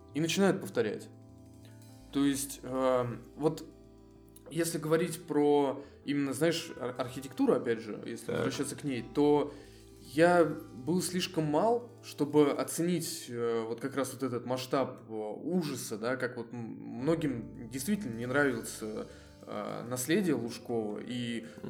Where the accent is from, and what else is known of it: Voronezh, Voronezh Oblast, Russia; born or raised there